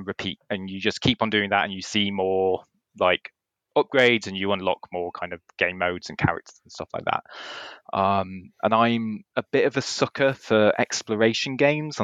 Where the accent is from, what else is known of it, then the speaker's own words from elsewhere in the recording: Hope Valley, Peak District, East Midlands, United Kingdom; now in Cambridge, United Kingdom; I come from the Hope Valley originally, up in the Peak District, which is where I entered this world. And then I now live in Cambridge.